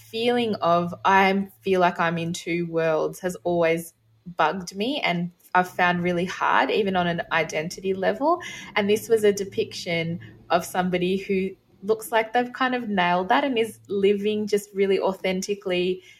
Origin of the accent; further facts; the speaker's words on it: Australia; bringing something from your culture as an Australian kid, you know, being born and raised here